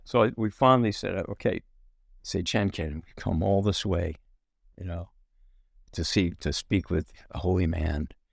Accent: New Jersey, United States; we grew up in New Jersey

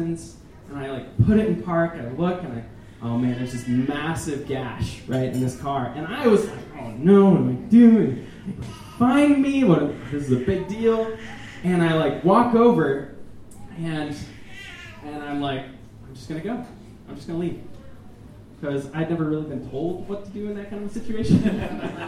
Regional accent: Minnesota, United States; I'm from Minnesota

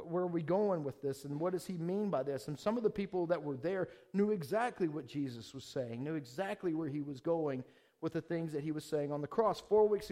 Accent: Georgia, United States; moved away; I'm from the South, from Georgia.

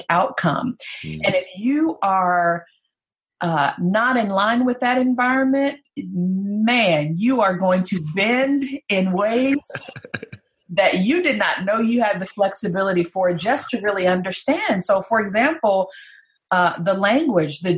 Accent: North Carolina, United States; I was raised in North Carolina

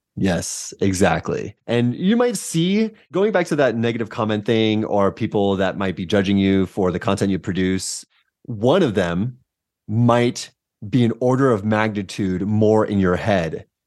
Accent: San Diego, California, United States; moved away as an adult; also born or lived in Santa Cruz, United States; now in Denver, United States; Born and raised in San Diego

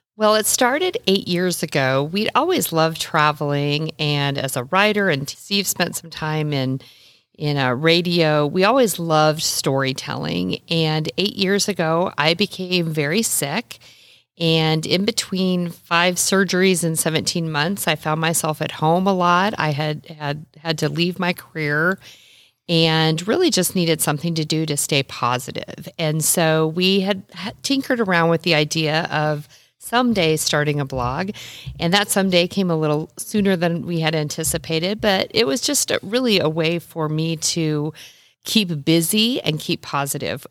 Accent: Nebraska, United States; I am a native Midwesterner. I was born and raised in Nebraska

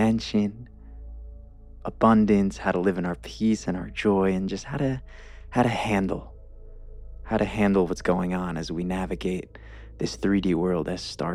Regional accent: New York, United States; also born or lived in Los Angeles; now in Denver, United States; I grew up in the East Coast in New York

